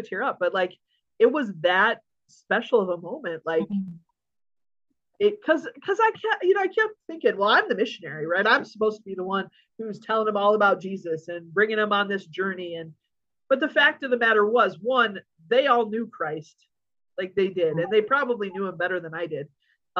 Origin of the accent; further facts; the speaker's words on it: United States; also born or lived in Hungary; I'm an American who doesn't speak Hungarian